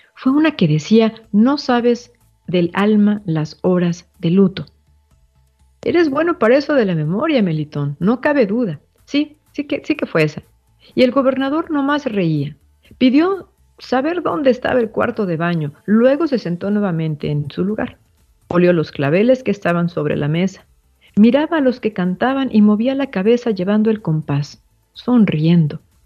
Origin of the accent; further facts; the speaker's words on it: Mexico; Todos como mexicanos